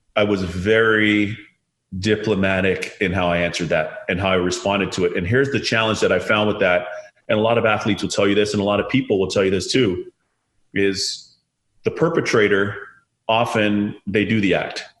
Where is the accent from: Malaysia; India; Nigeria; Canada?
Canada; Toronto, Ontario; I was born in Canada